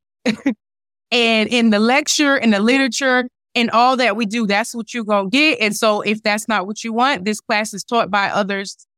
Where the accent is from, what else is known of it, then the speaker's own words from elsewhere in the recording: North New Jersey, United States; I grew up in North New Jersey